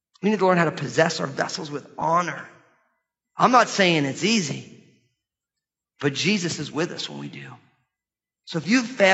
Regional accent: United States; as American Christians

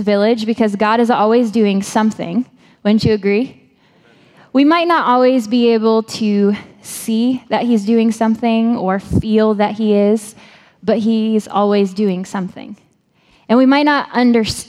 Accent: Maine, United States; I'm from Maine.

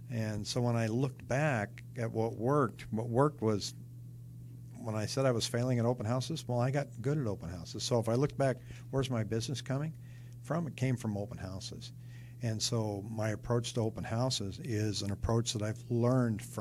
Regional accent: Seattle, Washington, United States; also born or lived in California / New York / Rochester / Denver; now in Phoenix, United States; I'm originally from Seattle. I lived in California. I lived in upstate New York, and then Rochester, New York, and then came out here somewhere in the middle of that, I lived in Denver.

